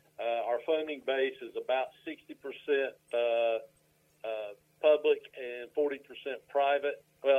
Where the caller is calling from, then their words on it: Morganton, North Carolina, United States; I am in my office in Morganton, North Carolina.